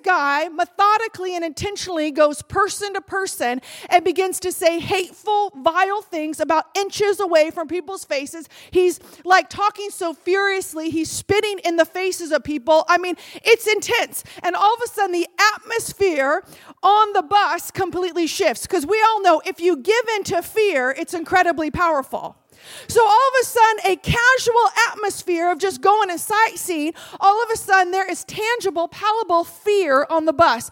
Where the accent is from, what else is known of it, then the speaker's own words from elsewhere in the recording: California, United States; I'm from California